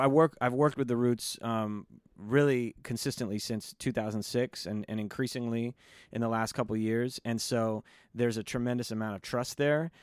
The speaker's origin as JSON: {"language": "English", "town": "Los Angeles", "region": "California", "country": "United States", "tie": "born or raised there", "said": "growing up in Los Angeles"}